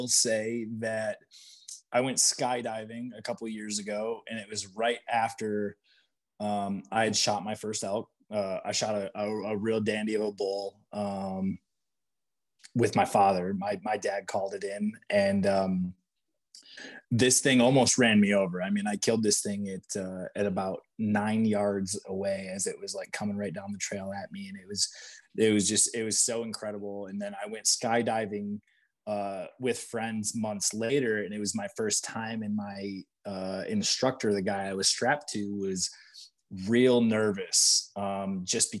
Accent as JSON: {"language": "English", "region": "Michigan", "country": "United States", "tie": "born or raised there", "also_born_or_lived": "Maryland", "moved": "as an adult", "said": "I grew up largely whitetail and turkey hunting, being from Michigan."}